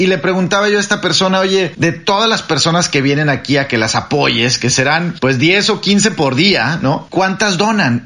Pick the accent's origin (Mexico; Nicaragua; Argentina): Mexico; now in Washington, United States; yo estoy en Washington y soy mexicano